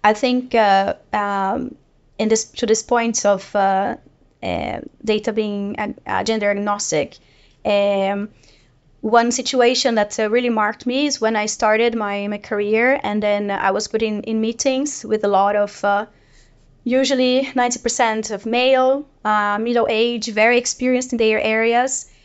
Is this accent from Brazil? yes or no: yes; Brazil; moved away as an adult; now in Sweden; I live in Sweden for 13 years, and I'm originally from Brazil